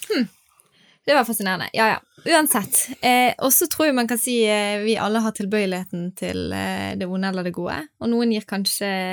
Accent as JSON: {"language": "Norwegian", "country": "Norway", "said": "vi i Norge"}